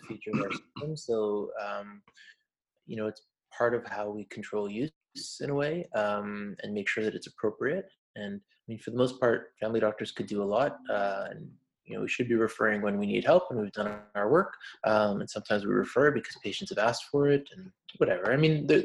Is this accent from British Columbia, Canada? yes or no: no; Montreal, Quebec, Canada; in Quebec because that's where I'm from. I'm from Montreal. So yeah, I mean, just growing up